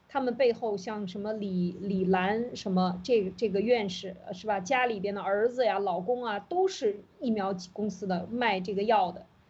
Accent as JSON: {"language": "Chinese", "country": "China", "said": "我们中国人在一次一次的洗脑过程当中，其实已经完全没有这个意识了"}